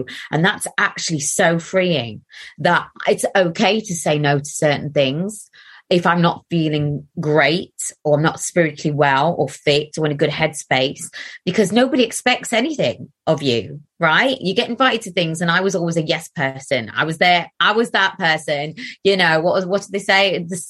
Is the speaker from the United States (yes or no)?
no; Gateshead, North East England, United Kingdom; accent: Geordie; moved away; I'm from Gateshead. Now I'll start a little bit more. Like, I'll sound more Geordie now that I'm talking about it. But I did move away from Gateshead when I was